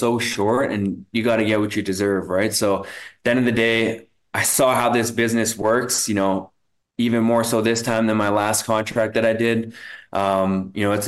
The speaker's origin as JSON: {"language": "English", "town": "Winnipeg", "region": "Manitoba", "country": "Canada", "tie": "born or raised there", "said": "my hometown"}